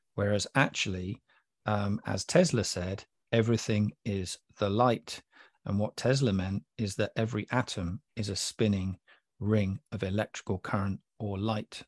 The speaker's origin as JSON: {"language": "English", "region": "England", "country": "United Kingdom", "said": "I'm from England"}